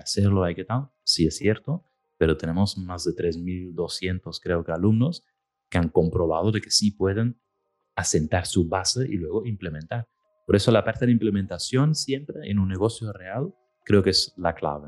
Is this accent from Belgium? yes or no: yes; Belgium; moved away; yo soy del norte, soy de Bélgica